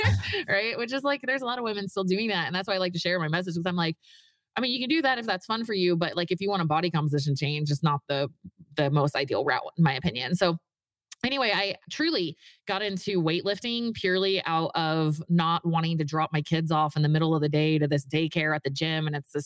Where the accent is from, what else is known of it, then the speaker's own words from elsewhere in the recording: Virginia, United States; moved away as an adult; now in Utah, United States; I was raised in it. I grew up in Virginia, moved to Utah to go to the Mormon college, you know, got married at 20 years old